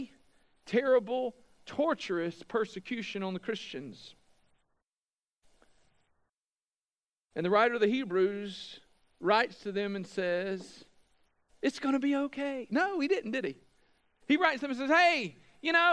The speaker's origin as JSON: {"language": "English", "country": "United States", "said": "we as Americans, as American evangelicals"}